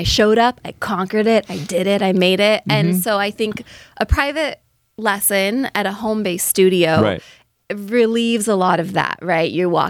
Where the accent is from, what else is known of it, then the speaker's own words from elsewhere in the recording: Bay Area, California, United States; moved away as an adult; also born or lived in Wisconsin; So I'm from the Bay Area. We moved to Wisconsin.